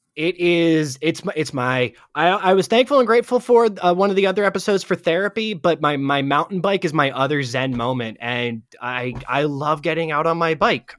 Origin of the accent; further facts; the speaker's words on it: Ohio, United States; moved away; I'm originally from Ohio